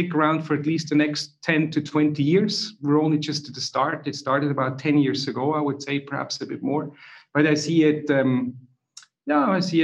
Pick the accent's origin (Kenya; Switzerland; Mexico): Switzerland; now in Zurich, Switzerland; if you wonder where I'm from, I'm Swiss in Zurich. My accent is not from Ireland or anywhere else, nor Dutch. I'm Swiss.